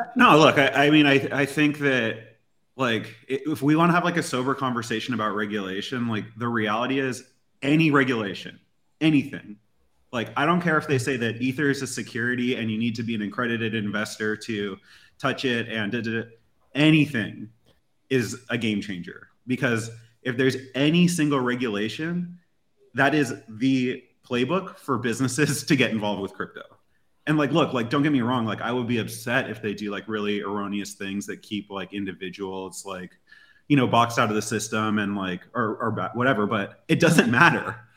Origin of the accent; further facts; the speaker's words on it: United States; as an American